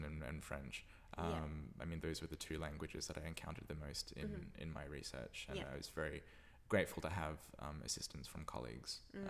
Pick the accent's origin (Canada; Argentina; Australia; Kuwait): Australia; moved away as an adult; also born or lived in Santa Barbara, California, United States; now in Berlin, Germany; growing up in Australia where it's so... laid back and sort of carefree and casual